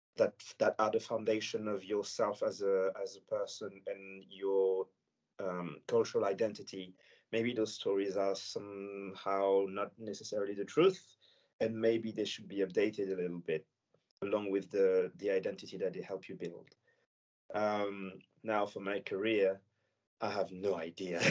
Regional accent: Senegal; first language French; English is a second language; now in France; I live in France and I grew up in Senegal

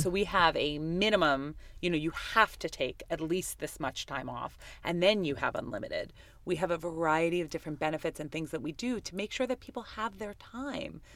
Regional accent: New York City, New York, United States; I grew up in Queens, New York

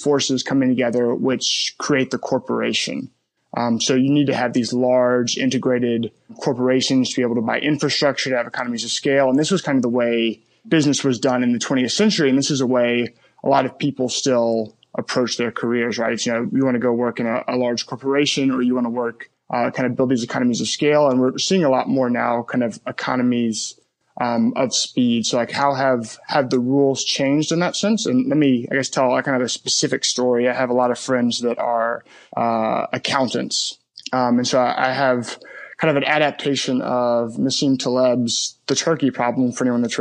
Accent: Memphis, Tennessee, United States; moved away; also born or lived in Birmingham, Alabama; I grew up in Memphis, Tennessee

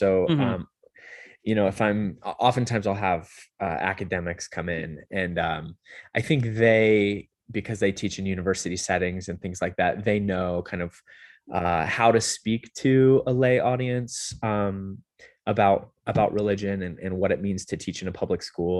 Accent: California, United States; also born or lived in Utah; So I'm not originally from Las Vegas. I grew up in Southern California. I did school at BYU in Utah.

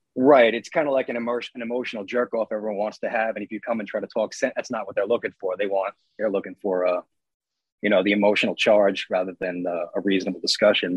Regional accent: Long Island, New York, United States; I'm from Long Island

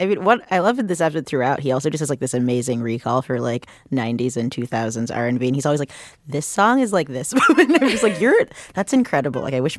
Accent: New York City, New York, United States; I live here, I grew up here.

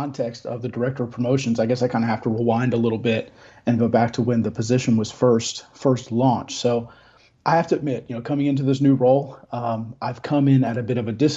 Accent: United States; moved away as an adult; now in Blackshear, United States; I actually grew up in the New Jersey, Delaware district

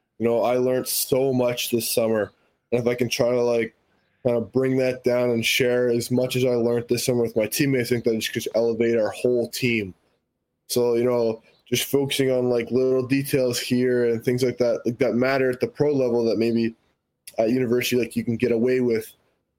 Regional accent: Winnipeg, Manitoba, Canada; being a local guy playing at home

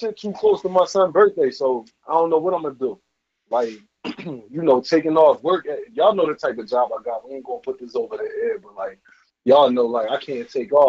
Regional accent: Philadelphia, Pennsylvania, United States; I'm from 2-4. Look. I'm actually from Philly. I know a lot of people try to talk this Philly shit. I'm from 24th and fucking Burks. I'm from North Philly, nigga. 191-21-215, the fucking area code

